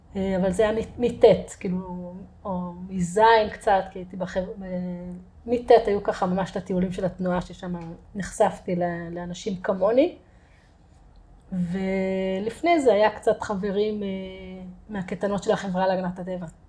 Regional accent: Kerem Maharal, Haifa District, Israel; also born or lived in Kfar Galim; גדלתי בכרם מהר"ל

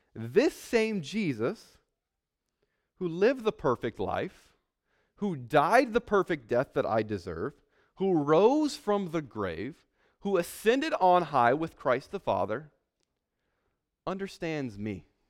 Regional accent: San Antonio, Texas, United States; I'm from San Antonio. I'm living in San Antonio right now

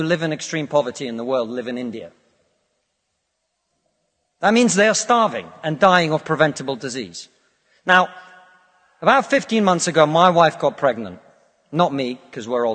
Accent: Russia; now in United Kingdom; I come from Russia, which is not a poor country

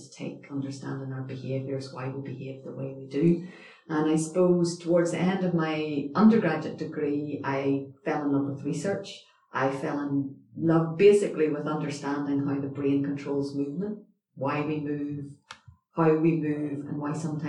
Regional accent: Northern Ireland, United Kingdom; moved away as an adult; also born or lived in Edinburgh; I suppose I'm originally from Northern Ireland

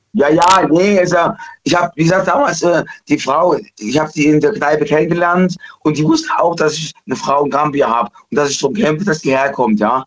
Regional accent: East Germany, Germany; Ich bin Ossi aus der DDR

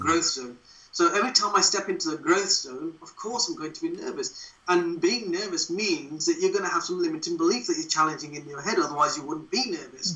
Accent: Wolverhampton, West Midlands, United Kingdom; moved away as an adult; now in Derbyshire, United Kingdom; I was born and bred in Wolverhampton, but I've always lived in Derbyshire because that's where I moved to when I joined the police service

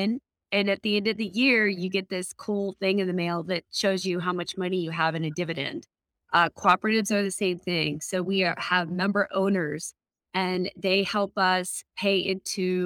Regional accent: Colorado, United States; moved away as an adult; also born or lived in Washington, D.C. / Seattle / Oregon / Durango, Colorado; I grew up in Colorado, but I lived mostly in Washington, D.C. and Seattle, Oregon area, and was able to make my way back home.

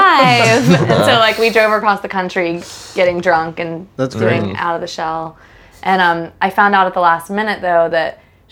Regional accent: Greensboro, North Carolina, United States; moved away as an adult; now in Los Angeles, United States; I'm from Greensboro, North Carolina.

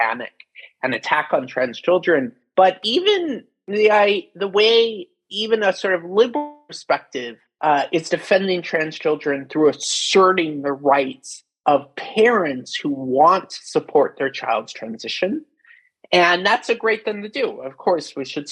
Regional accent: Pacific Northwest, United States; I grew up in the Pacific Northwest, where there's a long history of hippies forming deliberate communities in the 1970s

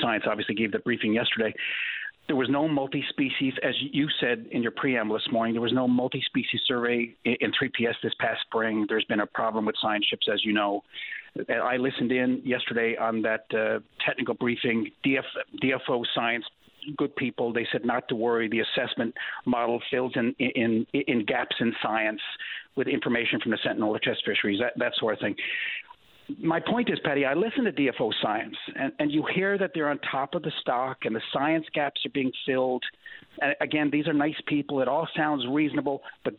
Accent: Newfoundland and Labrador, Canada; as a Newfoundlander

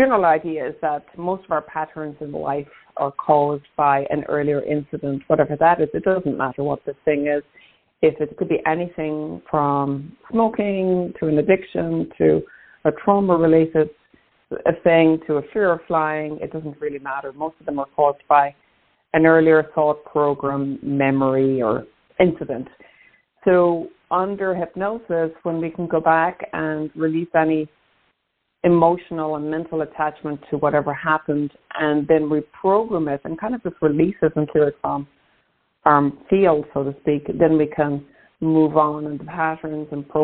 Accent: Ireland; moved away; also born or lived in New York, United States / Maine, United States; I'm Irish by birth. I lived in the States actually for about 26 years, and I'm back in Ireland now about 3 years

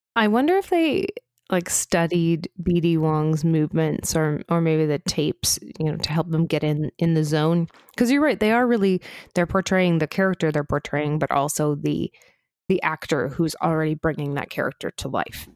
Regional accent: Canada; we're Canadian outsiders

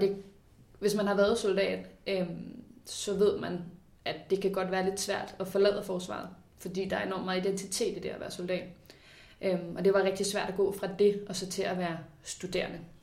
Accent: Ballerup, Capital Region of Denmark, Denmark; jeg er født ud i Ballerup. Vokset op med min mor og far

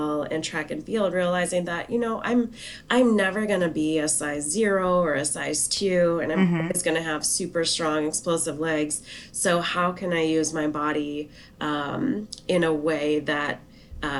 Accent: South Dakota, United States; So I grew up in South Dakota

